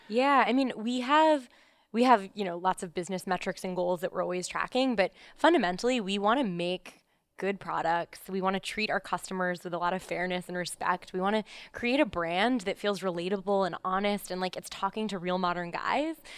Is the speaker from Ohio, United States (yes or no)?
yes; Columbus, Ohio, United States; moved away as an adult; now in New York, United States; I'm actually from Columbus, Ohio. Um, so I, I, grew up there. I came to New York for college, so I've been here ever since.